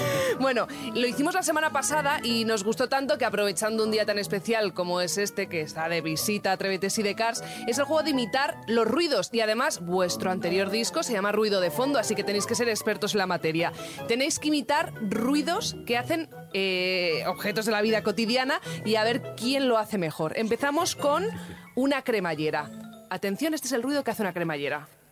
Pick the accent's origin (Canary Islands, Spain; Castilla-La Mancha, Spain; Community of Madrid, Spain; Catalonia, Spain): Community of Madrid, Spain; Madrid; Yo también soy madrileña